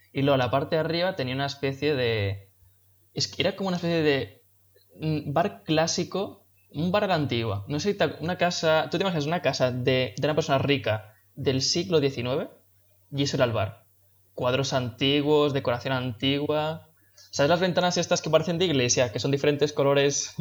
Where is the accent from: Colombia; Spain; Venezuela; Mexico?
Spain; also born or lived in Mallorca; como somos españoles